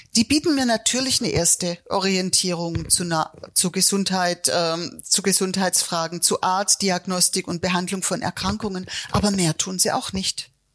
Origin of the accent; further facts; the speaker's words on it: Swabia, Germany; Jetzt bin ich in Schwaben geboren